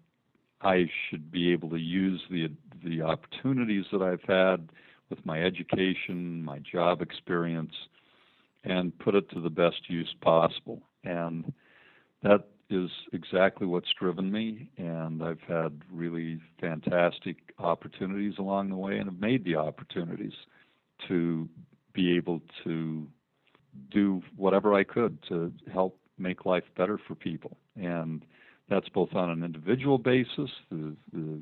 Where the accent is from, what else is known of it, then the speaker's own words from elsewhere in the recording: Logan, Utah, United States; also born or lived in Ogden, Utah / Salt Lake City, Utah / Washington, D.C.; I was born in Logan, Utah, lived almost my entire life in northern Utah, Logan, Ogden, and Salt Lake City